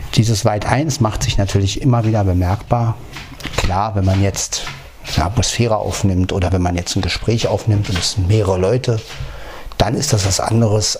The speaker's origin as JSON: {"language": "German", "region": "Berlin", "country": "Germany", "tie": "born or raised there", "moved": "yes", "said": "Berlin, Berlin, meine Heimat"}